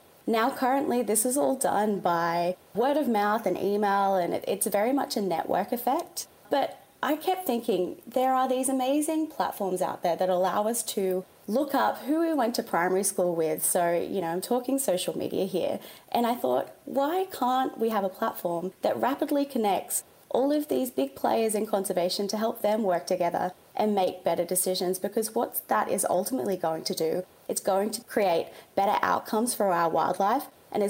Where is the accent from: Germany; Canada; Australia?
Australia; Newcastle, New South Wales; now in Bondi, Australia; If you've ever been to Newcastle, it is such a coastal beachy town. And so I think like a lot of Aussies growing up along the coast, I was enrolled in nippers